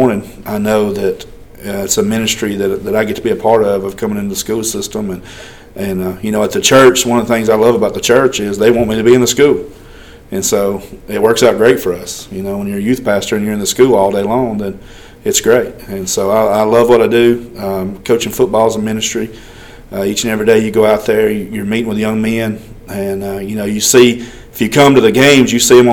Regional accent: Double Springs, Alabama, United States; now in Haleyville, United States; growing up in Double Springs

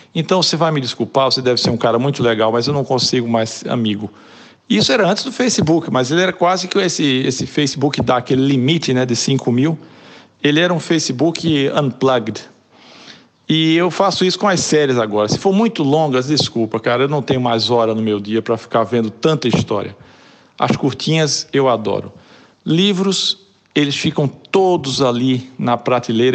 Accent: Olinda, Pernambuco, Brazil; accent: Pernambuco; moved away as an adult; now in London, United Kingdom; o sotaque denuncia que eu sou de Pernambuco, de Olinda mais especificamente

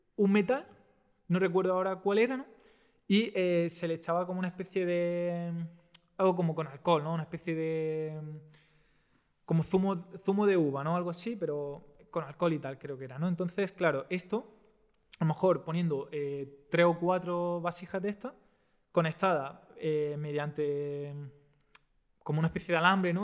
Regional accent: Almería, Andalusia, Spain; yo soy de Almería

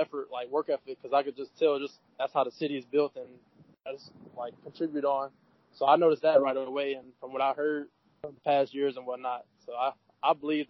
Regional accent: North Carolina, United States; I'm from North Carolina

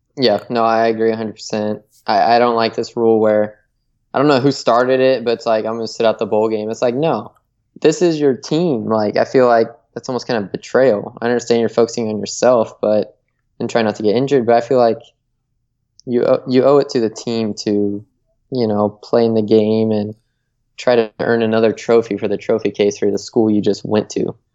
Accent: Michigan, United States; my home state here. I'm going to go with Michigan

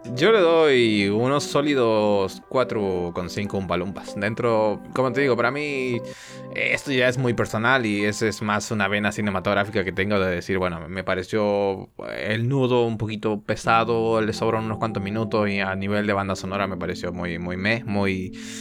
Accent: Argentina; Soy un, soy un mal, argentino, lo soy

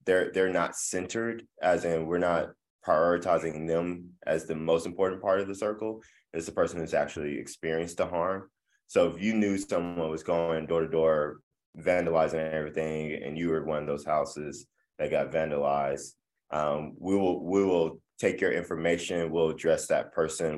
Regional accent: Midland, Texas, United States; moved away as an adult; now in Tulsa, United States; I am originally from West Texas, uh, Midland, Texas

